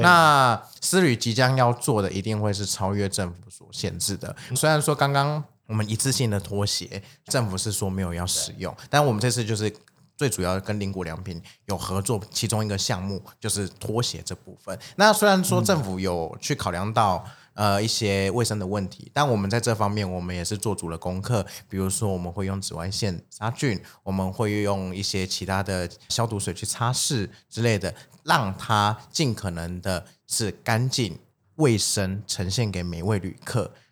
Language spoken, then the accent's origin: Chinese; Taiwan; 我们 台湾人